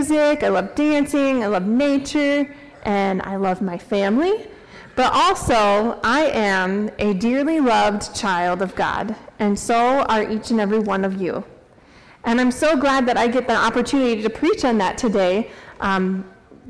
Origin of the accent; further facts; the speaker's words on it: Norwalk, Iowa, United States; now in Story City, United States; I grew up in Norwalk, Iowa, just south of Des Moines